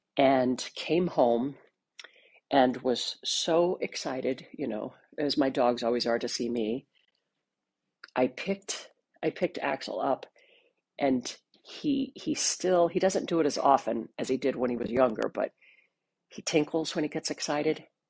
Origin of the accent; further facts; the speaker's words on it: Missouri, United States; I'm from Missouri